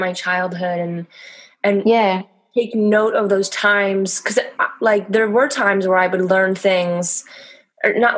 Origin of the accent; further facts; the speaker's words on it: Canada; now in France; I grew up in, I'm Canadian, and Canada's very multicultural.